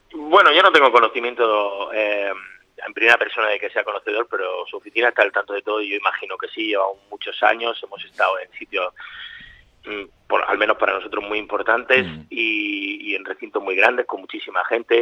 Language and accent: Spanish; Murcia, Region of Murcia, Spain; estoy en mi tierra, en Murcia